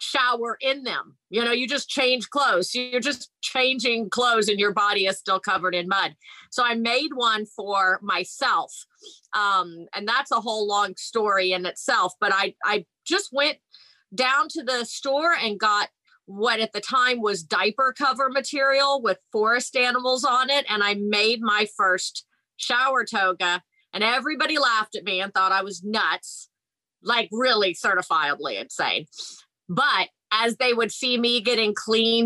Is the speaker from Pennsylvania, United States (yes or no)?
no; Houston, Texas, United States; moved away; I'm from Houston, Texas